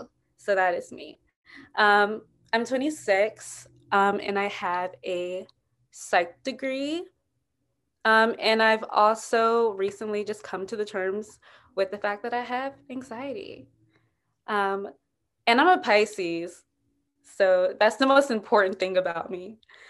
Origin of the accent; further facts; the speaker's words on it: Montgomery, Alabama, United States; now in Brooklyn, United States; identify myself as a Black cis lesbian actor slash writer from Montgomery, Alabama, Southern as hell. I'm currently based out of Brooklyn, though. I was raised by a single mother, raised very Christian